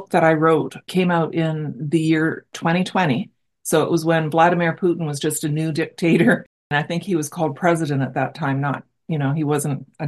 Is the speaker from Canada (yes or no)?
yes; Brantford, Ontario, Canada; I'm from Brantford, Ontario, and we had Massey Harris here as well.